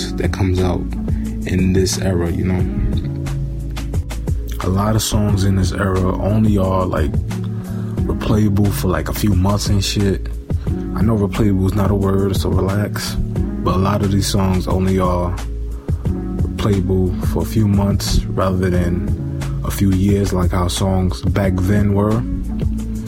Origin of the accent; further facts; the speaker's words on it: New York City, New York, United States; I'm from Bed-Stuy, Brooklyn. I grew up on Vernon Ave between Troop and Tompkins.